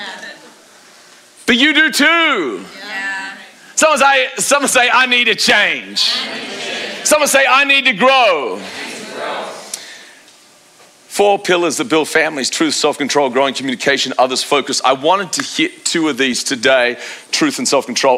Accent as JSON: {"language": "English", "country": "Australia", "said": "I'm an Australian"}